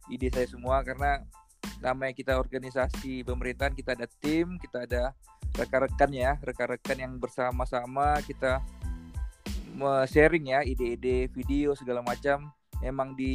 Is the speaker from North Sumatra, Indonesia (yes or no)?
no; Dumai, Riau, Indonesia; Uh, eh, asli pastinya dari Dumai ya, dari Dumai, lahir di Dumai dan mengabdi di Dumai.